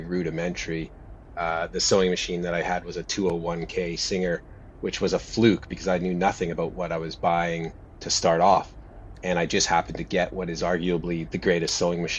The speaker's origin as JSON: {"language": "English", "area": "Cariboo Chilcotin", "region": "British Columbia", "country": "Canada", "tie": "born or raised there", "moved": "yes", "lives_now": "Melbourne, Australia", "said": "I was born in Canada, in British Columbia, about halfway up the province in the Cariboo Chilcotin"}